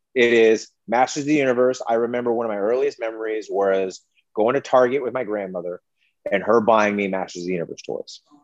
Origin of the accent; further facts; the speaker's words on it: Las Vegas, Nevada, United States; when I was a kid and growing up in Las Vegas